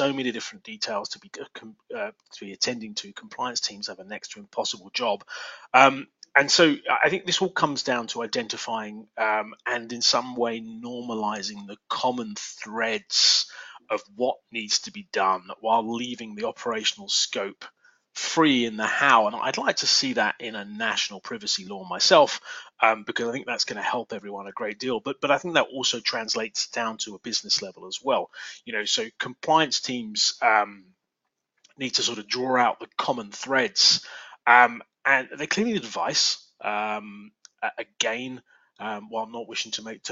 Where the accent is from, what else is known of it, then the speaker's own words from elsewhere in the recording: England, United Kingdom; accent: English; now in Reston, United States; my English accent